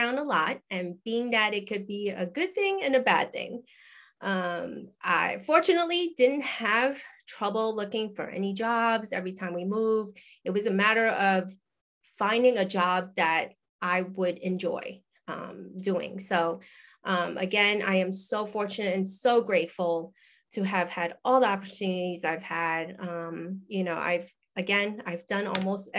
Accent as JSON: {"language": "English", "region": "New York", "country": "United States", "tie": "born or raised there", "also_born_or_lived": "Hawaii", "moved": "as an adult", "said": "I'm originally from New York, grew up there"}